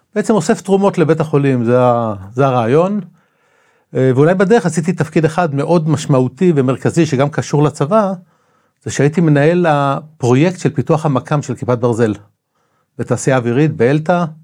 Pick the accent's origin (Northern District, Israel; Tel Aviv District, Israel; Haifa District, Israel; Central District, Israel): Tel Aviv District, Israel; Tel Aviv-Yafo; also born or lived in Rishon LeZion; יליד יפו בכלל. נולדתי ביפו, גדלתי עם השנים, לא חשוב, התחתנתי, עברתי לראשון לציון